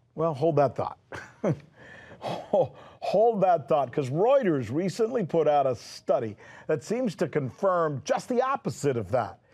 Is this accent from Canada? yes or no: no; United States; I've always been so proud to be an American in that I've always felt that as an American, I lived in one of the few countries on earth